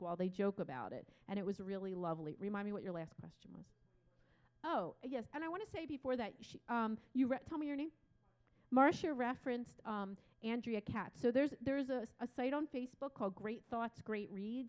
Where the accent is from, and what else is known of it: United States; also born or lived in Poland